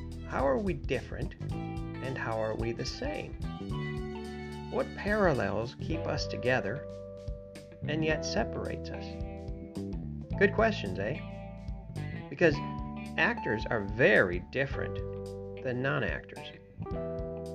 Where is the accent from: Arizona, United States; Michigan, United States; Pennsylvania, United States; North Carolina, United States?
Michigan, United States; moved away; also born or lived in New York; Originally, I'm from Michigan